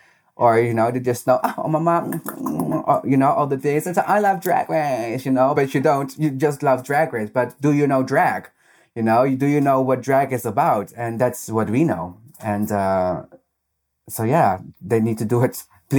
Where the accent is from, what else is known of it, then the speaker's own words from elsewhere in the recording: Netherlands; accent: Dutch; English is a second language; I hope they're not going to make fun of my very Dutch accent.